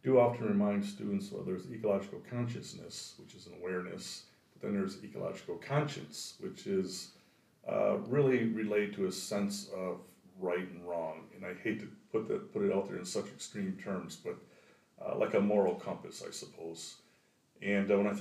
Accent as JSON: {"language": "English", "area": "just north of Grand Rapids", "region": "Michigan", "country": "United States", "tie": "born or raised there", "also_born_or_lived": "South Dakota / Minnesota", "moved": "yes", "lives_now": "Paul Smiths, New York, United States", "said": "I'm originally from Michigan, and I grew up just north of Grand Rapids, Michigan"}